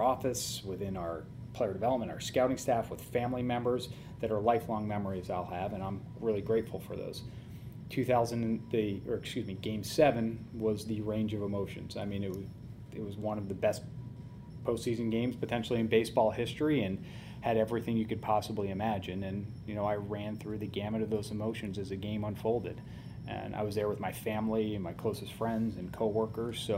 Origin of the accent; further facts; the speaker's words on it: Orange, Connecticut, United States; moved away as an adult; now in Cleveland, United States; when I was a 18-year-old growing up in Orange, Connecticut